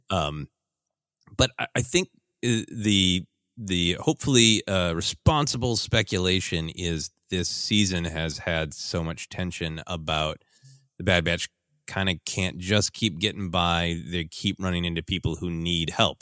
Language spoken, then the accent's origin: English; Minnesota, United States; growing up in Minnesota where there are a lot of elements